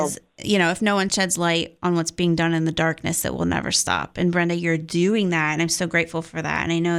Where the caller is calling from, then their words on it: Buckeye Nation, Ohio, United States; we're calling you from Buckeye Nation.